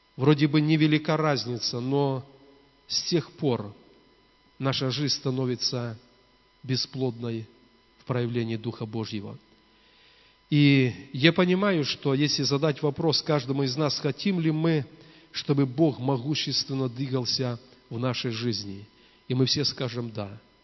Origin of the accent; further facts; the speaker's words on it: Belarus